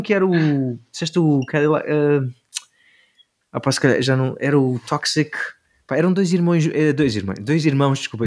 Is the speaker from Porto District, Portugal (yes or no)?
no; Algarve, Portugal; moved away as an adult; also born or lived in Seattle / Los Angeles; eu vinha do Algarve